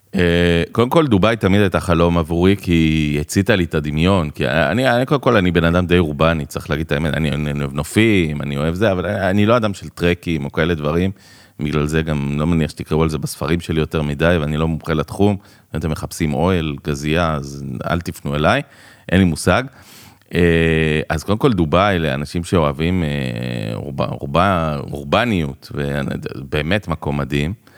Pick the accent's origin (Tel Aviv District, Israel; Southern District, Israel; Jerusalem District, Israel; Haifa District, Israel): Jerusalem District, Israel; Jerusalem; moved away as an adult; also born or lived in Dubai, United Arab Emirates; now in Ra'anana, Israel; אני ירושלמי במקור. תלמיד התיכון שליד האוניברסיטה